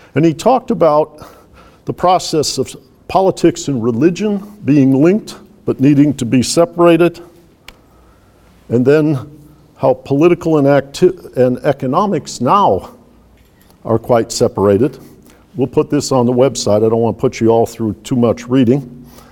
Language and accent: English; Detroit, Michigan, United States; In my childhood, which was in Detroit, Michigan